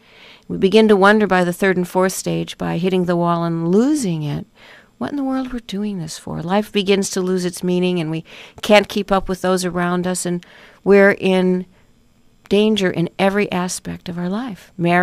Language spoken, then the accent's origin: English; Chicago, Illinois, United States; now in Malibu, United States; because I'm from Chicago. I grew up there.